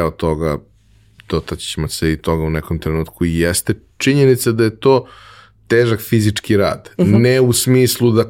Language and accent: Croatian; Belgrade, Serbia; odrastao sam u Beogradu